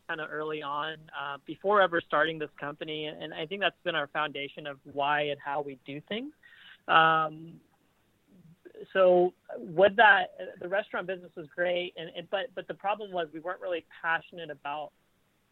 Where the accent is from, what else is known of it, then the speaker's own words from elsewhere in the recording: Kansas City, United States; I grew up in Kansas City, born, raised Kansas City